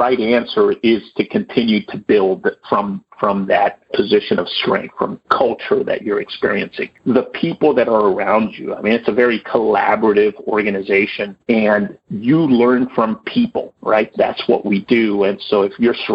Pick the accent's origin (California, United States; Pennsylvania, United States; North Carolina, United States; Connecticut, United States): California, United States; Los Angeles; also born or lived in Sacramento; accepting a relocation back to the Los Angeles area, which I ultimately took, came back to my hometown